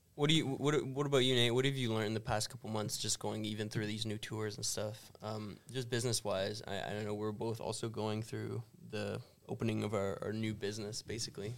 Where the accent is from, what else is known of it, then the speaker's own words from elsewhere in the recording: Canada; we're from canada